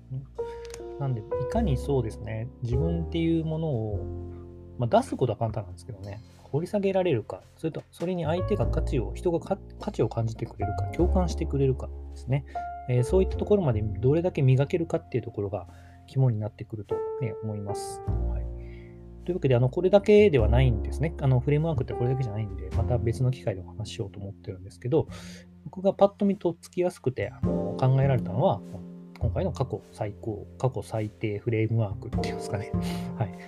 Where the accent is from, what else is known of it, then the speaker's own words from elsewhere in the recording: Takamatsu, Kagawa, Japan; moved away as an adult; also born or lived in Tokyo; 僕の地元高松